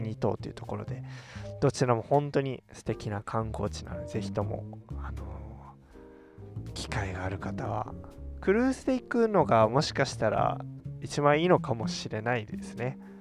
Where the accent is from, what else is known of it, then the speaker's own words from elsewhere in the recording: Kagoshima, Japan; 私は鹿児島出身